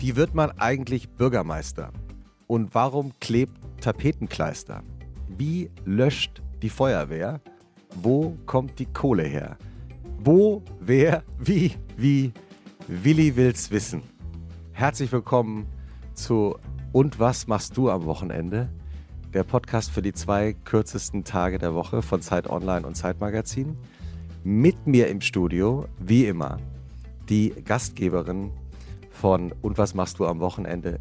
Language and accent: German; Central Hesse, Germany; die Region, in der ich aufgewachsen bin